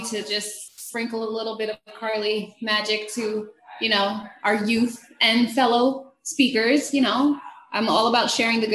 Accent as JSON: {"language": "English", "region": "New Jersey", "country": "United States", "tie": "born or raised there", "said": "I'm a Jersey girl, born and raised"}